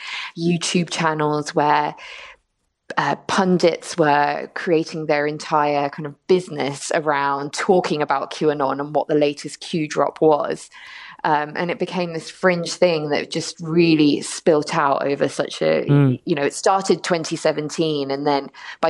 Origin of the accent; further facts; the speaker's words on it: London, United Kingdom; also born or lived in Dublin, Ireland; now in United States; I was born in London to Irish parents, lived in Dublin for 3 years, and then moved to the US, and I've been here for about 4 years now.